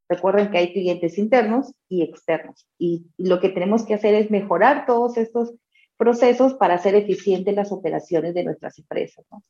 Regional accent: Trujillo, La Libertad, Peru; quien te habla vive también en provincias, soy de Trujillo, la capital de la eterna primavera

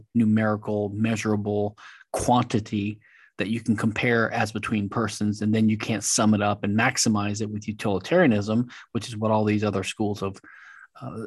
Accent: Louisiana, United States; now in Houston, United States; I'm from Louisiana. I live in Texas, Houston

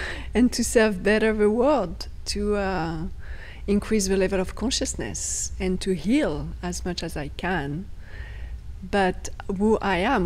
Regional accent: outside Paris, near Chartres, Centre-Val de Loire, France; English is a second language; moved away; also born or lived in Afghanistan; I was born outside Paris.

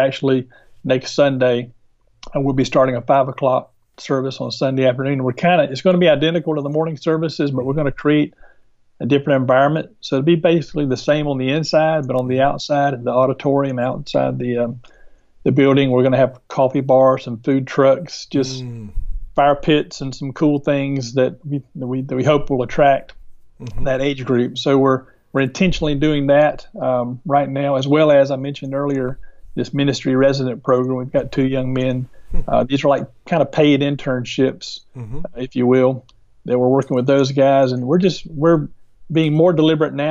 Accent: North Augusta, South Carolina, United States; also born or lived in Fort Worth, Texas; I'm from North Augusta. This is my hometown.

